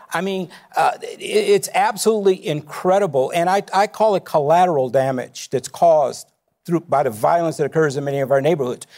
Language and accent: English; Chicago, Illinois, United States; I grew up in Inglewood on the south side of Chicago